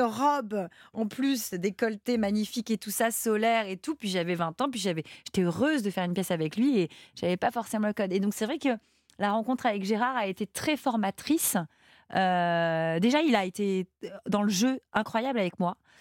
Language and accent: French; France; je suis française